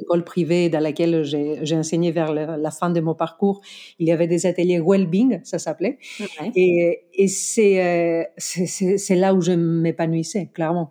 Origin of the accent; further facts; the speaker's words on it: Greece; accent: Greek; French is a second language; moved away as an adult; now in France; je suis grec, je, même pas des origines grecques. Je suis vraiment grec. Je suis venue ici à mes 25 ans pour finir mes études